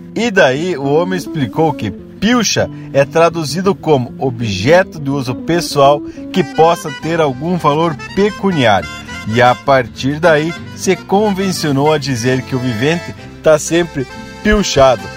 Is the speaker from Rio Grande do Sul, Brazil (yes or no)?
yes; Ibiaçá, Rio Grande do Sul, Brazil; also born or lived in Blumenau, Santa Catarina / southern Santa Catarina; now in Santa Catarina, Brazil; eu fui criado lá em Biaçá ouvindo e aprendendo muitos termos do dialeto que foram se misturando ao português.